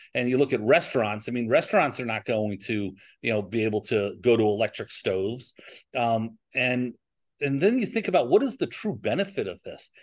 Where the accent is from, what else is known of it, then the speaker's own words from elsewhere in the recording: New York, United States; now in Texas, United States; I'm from New York